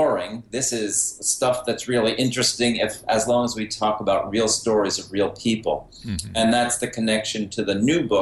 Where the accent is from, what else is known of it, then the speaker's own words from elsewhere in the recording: Mount Vernon, New York, United States; I was a reader from the time I was a kid growing up in Mount Vernon, New York, just outside New York City in Westchester